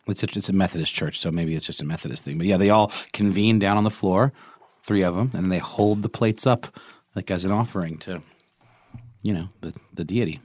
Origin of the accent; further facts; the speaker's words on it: Augusta, Georgia, United States; moved away; I went and visited my mom in my hometown of Augusta, G A.